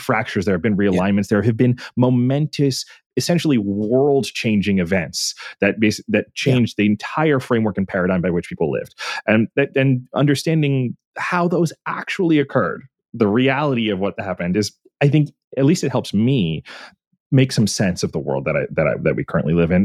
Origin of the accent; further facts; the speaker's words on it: Pennsylvania, United States; I'm from Pennsylvania